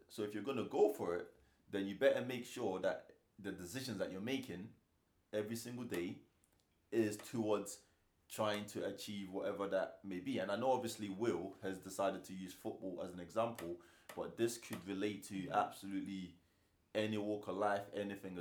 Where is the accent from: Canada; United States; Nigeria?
Nigeria; I'm Nigerian